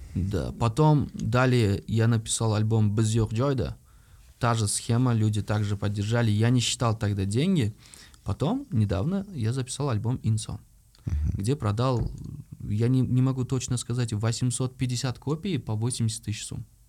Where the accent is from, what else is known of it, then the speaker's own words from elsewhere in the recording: Uzbekistan; Я как любой узбек